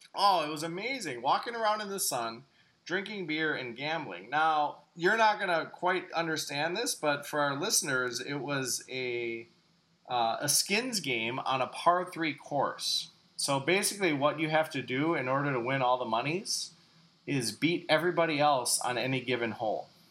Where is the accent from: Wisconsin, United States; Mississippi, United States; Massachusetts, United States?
Wisconsin, United States; Greendale; from my hometown, Greendale